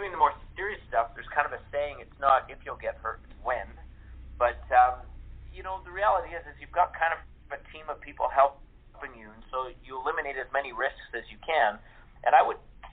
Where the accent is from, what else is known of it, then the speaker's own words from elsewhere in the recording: Canada; moved away; I started when I was 7 acting in Canada. I'm originally from Canada.